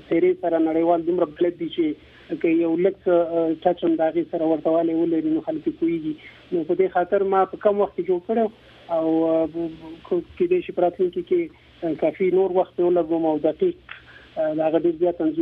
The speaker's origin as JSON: {"language": "Pashto", "country": "Afghanistan", "said": "موږ هم افغانان"}